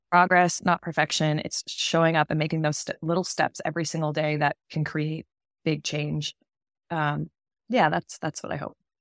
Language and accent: English; Massachusetts, United States; moved away as an adult; now in New York, United States; I'm from Massachusetts, grew up there, went to college there